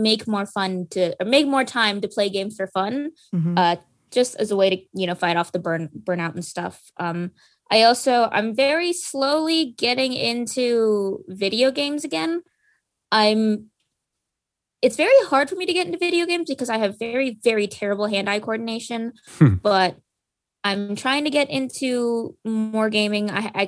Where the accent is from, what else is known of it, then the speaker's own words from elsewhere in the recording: Philippines; I'm Filipino myself, and so it was super fun getting to research into Filipino culture and mythology